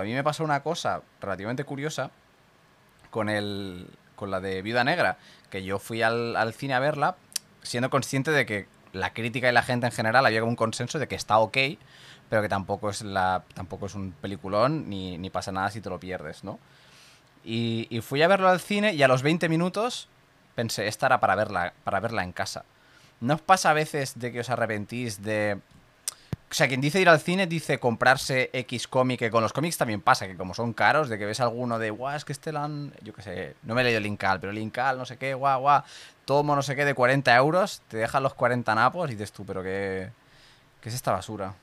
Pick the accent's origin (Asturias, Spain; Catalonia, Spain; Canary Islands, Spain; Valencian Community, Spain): Catalonia, Spain; aquí en Cataluña que tenemos lo de San Jordi